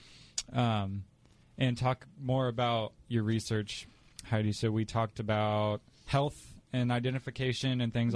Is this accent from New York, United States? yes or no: no; Indianapolis, Indiana, United States; I am from Indianapolis